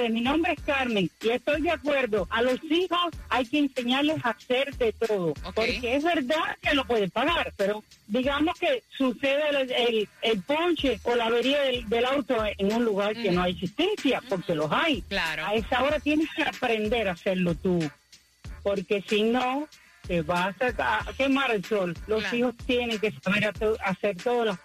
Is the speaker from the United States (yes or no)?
no; Venezuela; moved away; Yo soy de Venezuela.